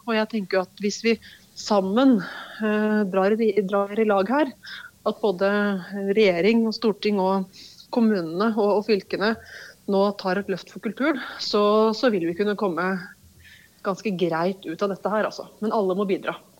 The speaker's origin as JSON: {"language": "Norwegian", "area": "Hedmarken", "region": "Innlandet", "country": "Norway", "said": "på Hedmarken der jeg kommer fra."}